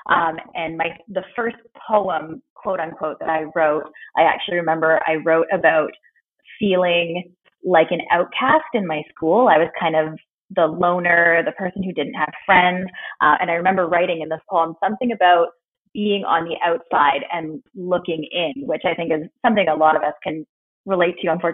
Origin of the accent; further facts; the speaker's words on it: Vancouver, British Columbia, Canada; I was born here in Vancouver and kind of raised in the Lower Mainland, so I've spent most of my life here.